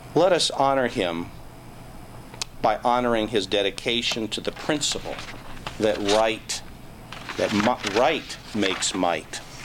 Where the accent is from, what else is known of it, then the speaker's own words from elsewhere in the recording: Northern Virginia, United States; now in Michigan, United States; Spent summers here in Michigan, but grew up in Northern Virginia